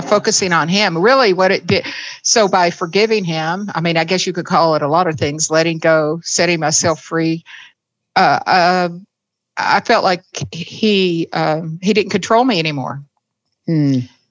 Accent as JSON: {"language": "English", "region": "the South", "country": "United States", "tie": "born or raised there", "said": "I was raised in the South"}